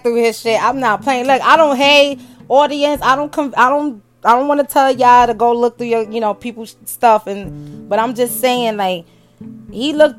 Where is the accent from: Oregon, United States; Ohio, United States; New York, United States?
New York, United States; moved away; I was born and raised in New York, from Brooklyn.